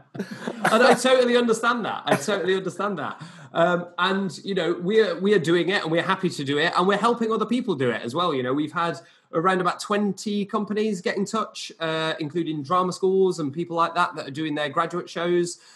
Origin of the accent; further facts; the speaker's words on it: Barnsley, Yorkshire and the Humber, United Kingdom; I'm from Barnsley originally, which is a kind of working class northern former mining town